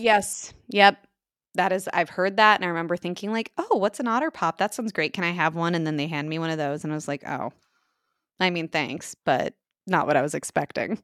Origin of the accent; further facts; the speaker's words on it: United States; moved away; also born or lived in Minnesota; I grew up in the Iowa, South Dakota, Nebraska, tri-state area